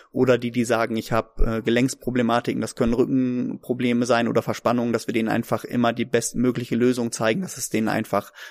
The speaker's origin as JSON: {"language": "German", "town": "Neuenhaus", "region": "Lower Saxony", "country": "Germany", "said": "ich komme aus Neuenhaus, ich bin 1986 geboren"}